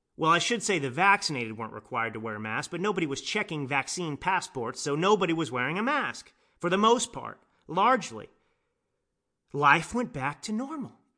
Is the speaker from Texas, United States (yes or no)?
yes; Dallas, Texas, United States; I grew up in Dallas, Texas.